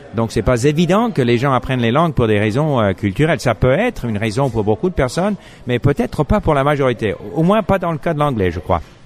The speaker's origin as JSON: {"language": "French", "town": "Montreal", "region": "Quebec", "country": "Canada", "tie": "born or raised there", "first_language": "English", "second_language": "French", "said": "Moi, je suis anglophone, j'ai grandi à Montréal, je parlais pas français"}